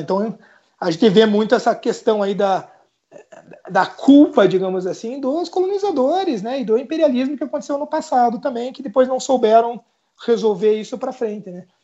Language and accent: Portuguese; Curitiba, Paraná, Brazil; eu sou curitibano, né? Moro no sul aqui, casado com catarinense